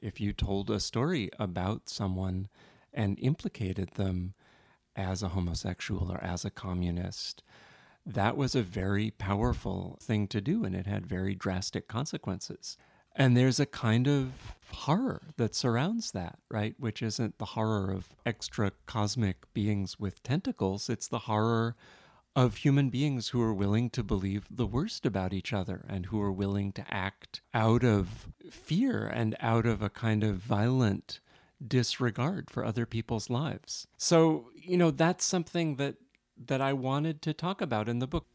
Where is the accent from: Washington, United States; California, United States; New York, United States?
New York, United States; New York City; for a kid growing up in New York City in the nineteen seventies and eighties